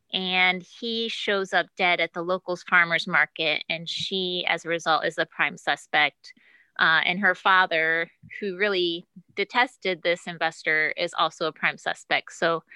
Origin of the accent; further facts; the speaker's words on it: Ohio, United States; I'm from Ohio